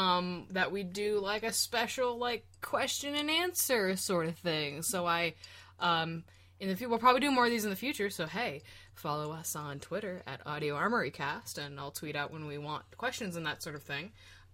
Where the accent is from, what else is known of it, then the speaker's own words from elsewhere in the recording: Scotland, United Kingdom; I think I just generally go to, like, a claymore. I'm Scottish, so, like, I like those types of big, large swords